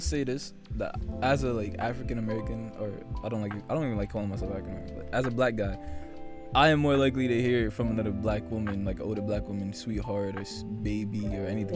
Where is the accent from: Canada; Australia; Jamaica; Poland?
Jamaica; as a Jamaican guy